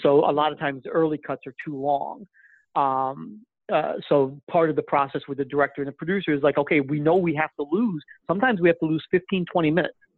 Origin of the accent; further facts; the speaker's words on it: Flint, Michigan, United States; moved away as an adult; also born or lived in Vancouver; I'm originally from Flint, Michigan, and um, so I grew up there